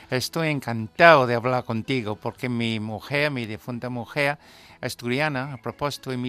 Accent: England, United Kingdom; yo soy inglés

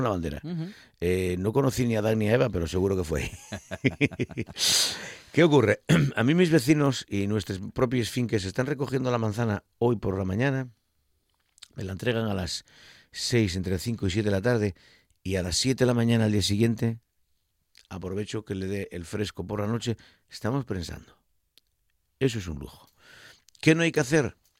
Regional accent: Asturias, Spain; como asturiano no quiero caer en la tentación de ser muy grandón, que es que solemos ser los asturianos muy grandones

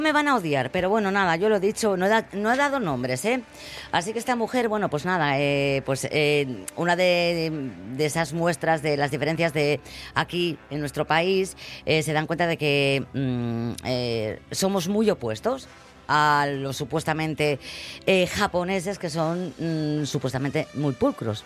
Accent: Spain; los españoles hacemos

